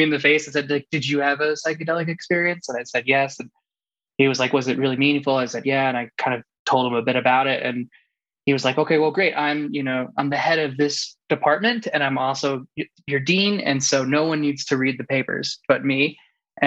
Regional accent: the South, United States; now in Boulder, United States; growing up in the South

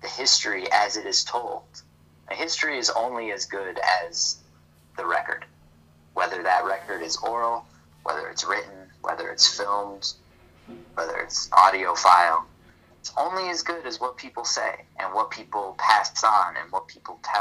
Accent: Chicago, Illinois, United States; as a Chicagoan

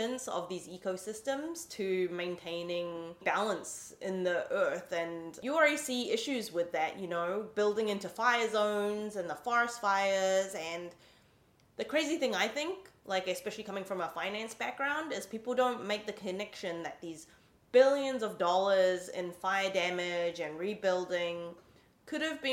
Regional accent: New Zealand; now in San Francisco, United States; I'm from New Zealand, so we always grew up with like an amazing connection to the environment

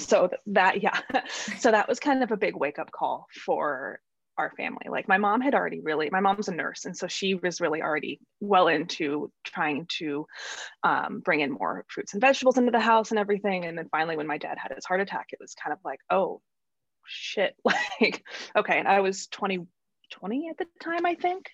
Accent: central Illinois, United States; moved away as an adult; I grew up in Illinois, central Illinois, and was there until I was about 27.

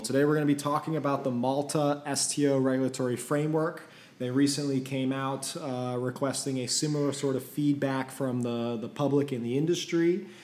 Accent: Belgium; I'm from Belgium

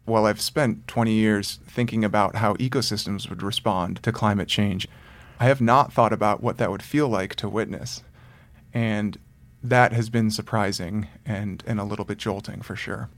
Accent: Detroit, Michigan, United States; I grew up in the suburb outside of Detroit, Michigan

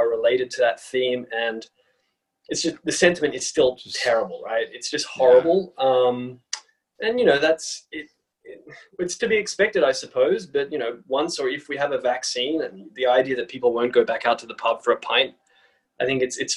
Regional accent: Sydney, New South Wales, Australia; moved away as an adult; also born or lived in United States; now in London, United Kingdom; I'm Australian. So I am living in London right now, but I actually grew up in Sydney, Australia.

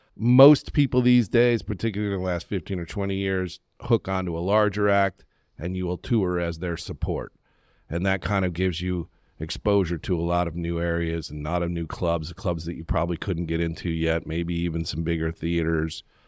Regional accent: Western New York, United States; moved away; also born or lived in Charlotte, North Carolina; I grew up in Western New York

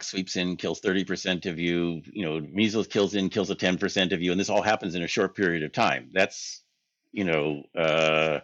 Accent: United States; We're American tourists

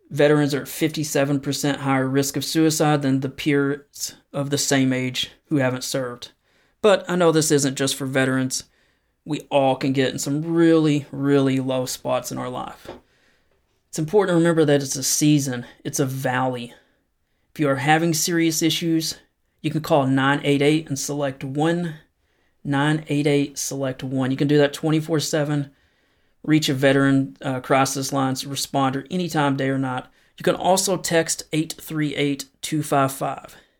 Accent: the South, United States; accent: Southern; my struggling Southern accent

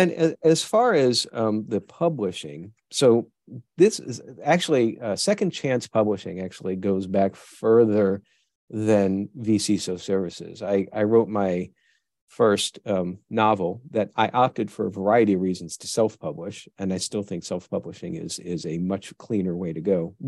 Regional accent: New York, United States; moved away; also born or lived in Tennessee; I grew up in New York

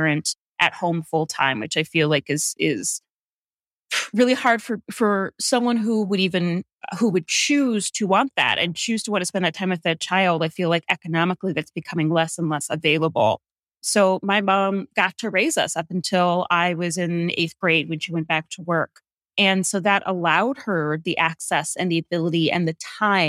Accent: Hinckley, Ohio, United States; moved away as an adult; also born or lived in New York City; I grew up in Hinckley, Ohio, which is a rural town about 30 miles south of Cleveland. So Northeast Ohio

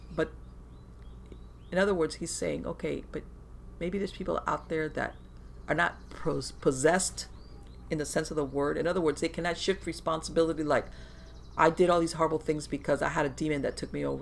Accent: Florida, United States; born or raised there

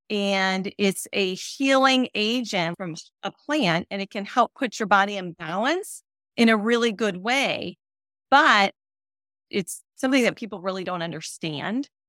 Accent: North Carolina, United States; I'm from North Carolina and the company that I'm with is based in North Carolina

